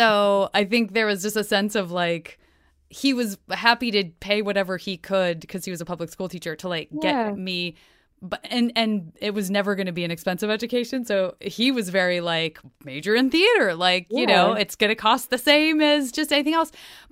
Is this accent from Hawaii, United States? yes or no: no; Arizona, United States; I'm from Arizona.